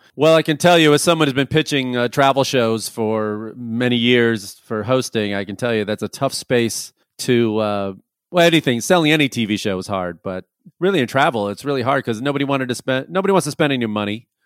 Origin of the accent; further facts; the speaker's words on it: Chicago, Illinois, United States; moved away; also born or lived in Los Angeles; I'm originally from Chicago and, uh, I lived in L A for a long time.